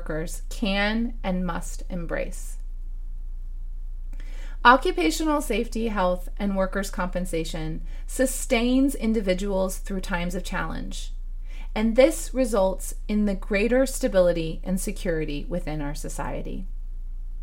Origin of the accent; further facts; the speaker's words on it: United States; As an American